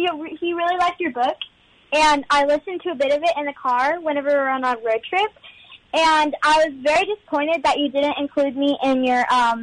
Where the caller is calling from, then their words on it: Texas, United States; I'm calling from Texas.